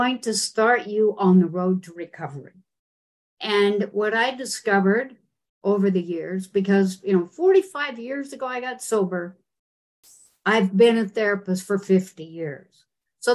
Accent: Utah, United States; I grew up in Utah

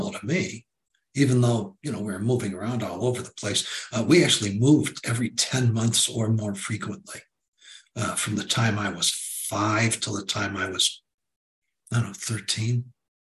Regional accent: Detroit, Michigan, United States; in the northern suburbs of Detroit, which had been our hometown, which is my hometown

